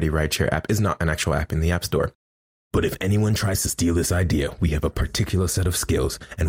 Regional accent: Jamaica; now in United States; We as Jamaicans living abroad just have to be confident in ourselves, in our upbringing and our culture.

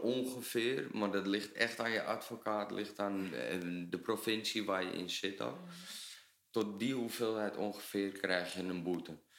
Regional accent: Netherlands; we als Nederlander

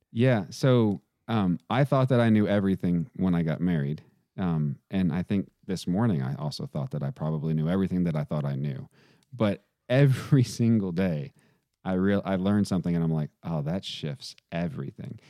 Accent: Texas, United States; I grew up playing football in Texas

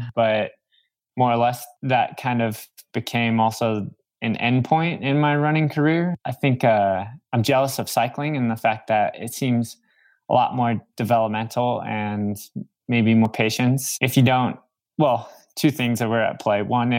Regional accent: Phoenix, Arizona, United States; So I grew up in Phoenix, Arizona

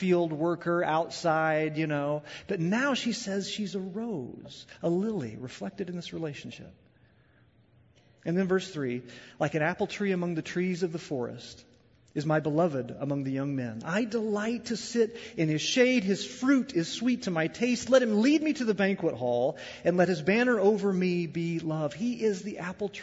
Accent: Southern Illinois, United States; I'm from the Midwest. I'm from Illinois. I'm from Southern Illinois

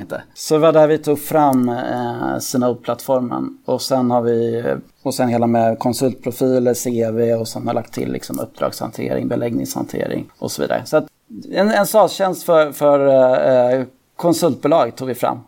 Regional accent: Täby, Stockholm County, Sweden; Jag är född och uppvuxen i, i Täby

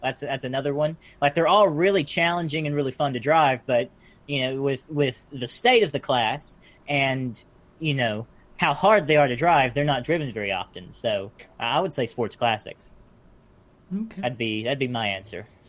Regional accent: United States; I'm American.

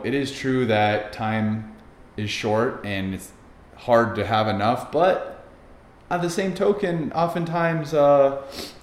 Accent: Poway, California, United States; we moved there when I was 9, just lived there through high school

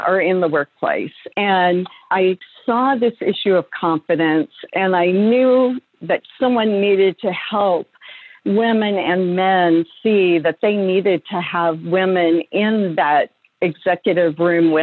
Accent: Oregon, United States; I'm a farm girl from Oregon, and I was just blessed to be raised by believing parents

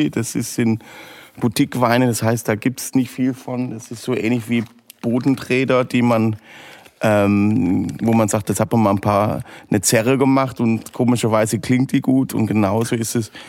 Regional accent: Southern Germany, Germany; Also ich bin äh, in Weinbergen aufgewachsen, das heißt bei uns hinterm Haus in Süddeutschland gab es äh, Weinberg

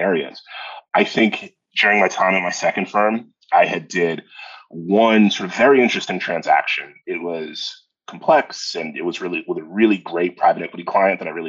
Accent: Brockton, Massachusetts, United States; I grew up in Brockton, Massachusetts

